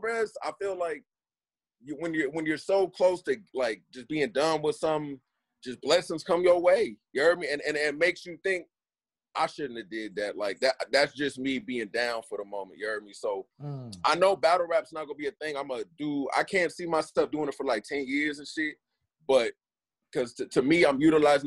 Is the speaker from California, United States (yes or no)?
yes; San Francisco, California, United States; also born or lived in Oakland / Richmond / Vallejo / East Palo Alto; I'm from the motherfucking Bay, Cuddy. I'm from San Francisco